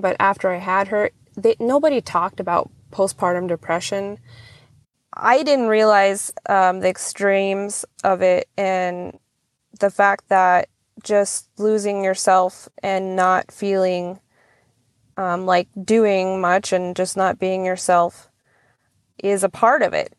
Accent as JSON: {"language": "English", "town": "Nelson Lagoon", "region": "Alaska", "country": "United States", "tie": "born or raised there", "lives_now": "Cold Bay, United States", "said": "I am originally from Nelson Lagoon, Alaska. It is out on the Alaska Peninsula"}